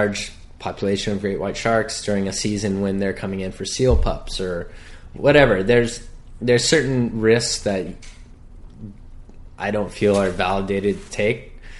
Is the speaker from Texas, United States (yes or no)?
no; Hawaii, United States; I always did well in school, but being that I was born and raised on the North Shore, the opportunity came to me.